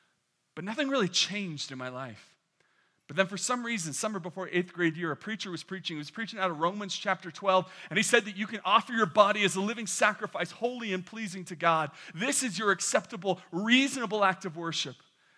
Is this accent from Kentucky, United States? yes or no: no; New York, United States; born there; if I were to tell you that I was born not in California but in the great state of New York, that is a true story. That is where I was born.